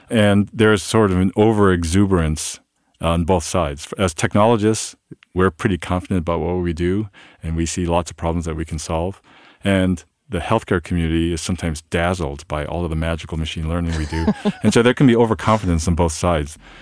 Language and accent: English; Ohio, United States; I'm Korean by heritage. I was born in Ohio, but, uh, Korean by heritage, and my parents immigrated from Korea